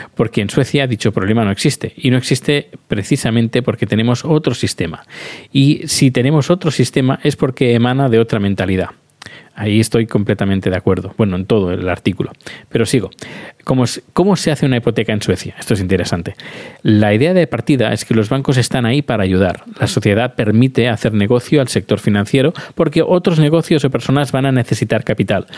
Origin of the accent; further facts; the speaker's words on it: Terrassa, Catalonia, Spain; soy de Tarrasa